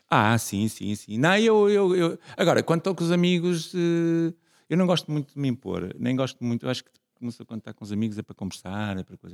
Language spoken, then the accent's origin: Portuguese; Vila Nova de Famalicão, Norte, Portugal; Eu nasci em Famalicão, que era assim uma terriola aqui perto